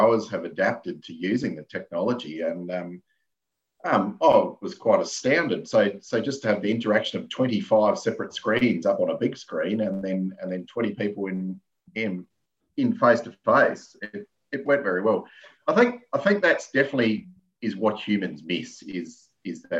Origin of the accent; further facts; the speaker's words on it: Yalanna, South Australia, Australia; I'm from South Australia, in the middle, at the bottom.